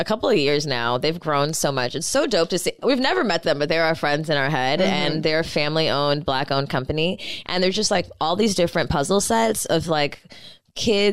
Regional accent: the Valley, California, United States; growing up in the Valley

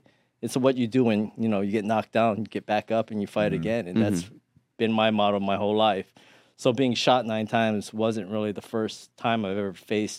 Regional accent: Thailand; born there; Actually, my family's from Hawaii, but I was born in Thailand because my dad was in the army.

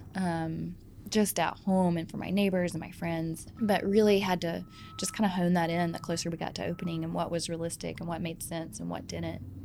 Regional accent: Georgia, United States; And I'm from Georgia

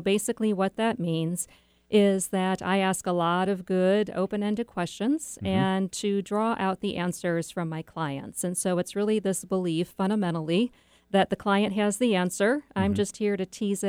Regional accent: Chesterton, Indiana, United States; moved away; I grew up in Chesterton, Indiana.

